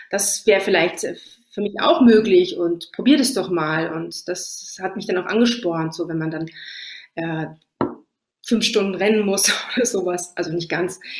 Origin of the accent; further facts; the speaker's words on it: Trentino-Alto Adige, Italy; klar sind wir auf ein paar Italienerinnen und ich fühle mich auch als Italienerin, aber ich fühle mich noch mehr als Südtirolerin